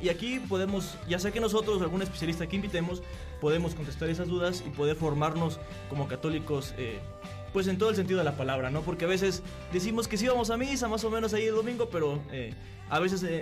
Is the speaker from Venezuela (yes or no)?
no; Corregidora, Querétaro, Mexico; Eh, tengo 26 años, soy originario de la parroquia del pueblito Corregidora, San Francisco Galileo